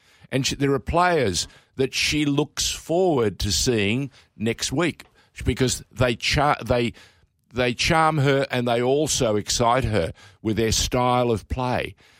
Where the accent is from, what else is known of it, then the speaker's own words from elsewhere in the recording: Sydney, New South Wales, Australia; I grew up in Sydney, Robbie, and of course during the winter, I was obliged to support the Randwick Rugby Union Club because I was a Randwick cricketer during the summer months.